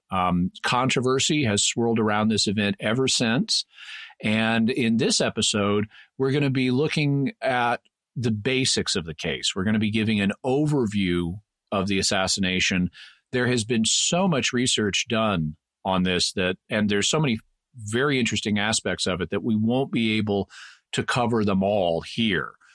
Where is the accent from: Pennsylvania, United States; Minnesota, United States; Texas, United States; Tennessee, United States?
Texas, United States; I was born in Texas. My family was from Texas